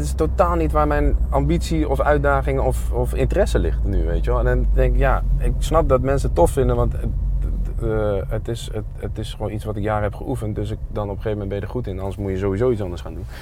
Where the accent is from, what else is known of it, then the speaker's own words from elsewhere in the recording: Zwolle, Overijssel, Netherlands; ja, we komen uit Zwolle. En daar zijn we trots op